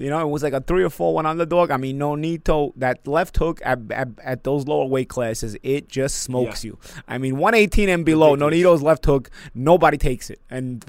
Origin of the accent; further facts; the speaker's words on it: New York, United States; I'm from New York.